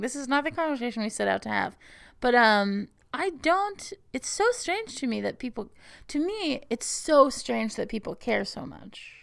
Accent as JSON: {"language": "English", "region": "Texas", "country": "United States", "tie": "born or raised there", "said": "when I was growing up in Texas"}